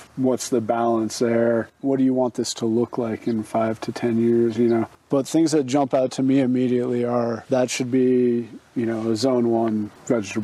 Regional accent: Colorado, United States; moved away; also born or lived in Indiana / Kentucky / Montana; I grew up in Colorado

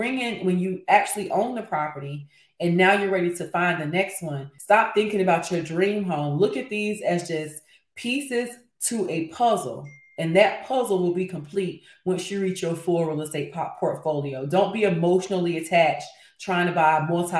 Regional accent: Fayetteville, North Carolina, United States; I'm from Fayetteville, so I'm very familiar with Raleigh-Durham.

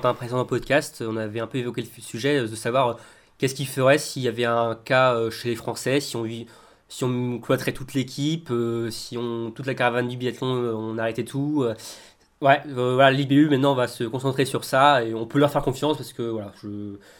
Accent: France; nous sommes français

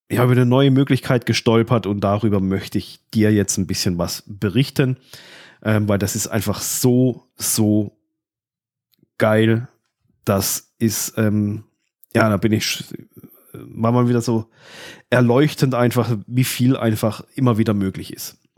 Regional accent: Baden-Württemberg, Germany; ich komme zwar aus Südbaden

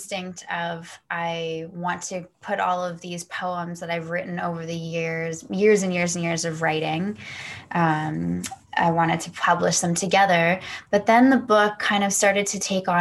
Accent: Toronto, Ontario, Canada; also born or lived in Kelowna, British Columbia; I'm from, for you guys listening, I'm from Toronto, Canada. But I'm actually out in BC right now

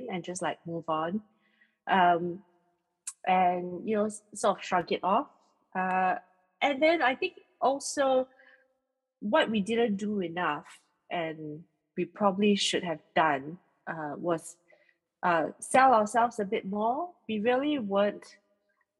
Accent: Singapore; being Singaporean

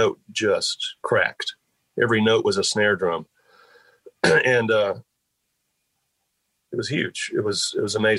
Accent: Asheville, North Carolina, United States; growing up in Asheville, there was a studio there

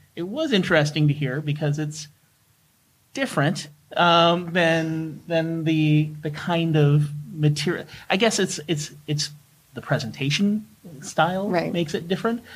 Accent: Canada; as a Canadian

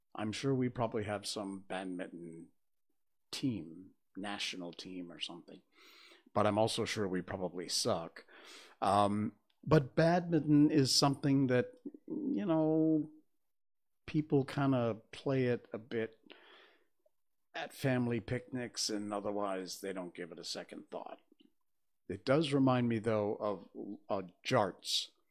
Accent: Connecticut, United States; I grew up in Connecticut, so I know from winter snowstorms and winter cold.

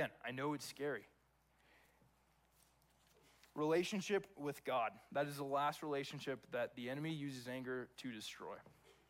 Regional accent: Texas, United States; moved away as an adult; also born or lived in California; I was born and raised in Texas. Lived there from the time I was born to the time that I went off to college when I was 18

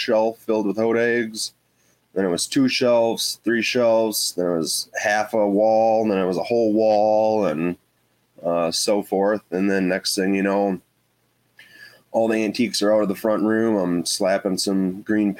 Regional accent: Rhinelander, Wisconsin, United States; I was born and raised here in Rhinelander.

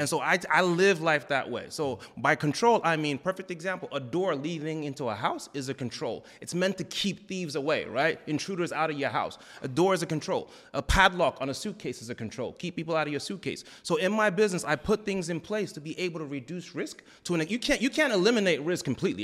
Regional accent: New Jersey, United States; moved away as an adult; also born or lived in Raleigh, North Carolina / Texas; I grew up in Jersey

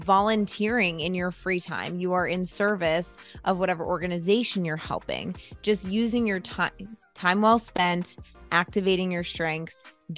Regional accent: United States; Being an American is extremely individualistic, and we only care about ourselves.

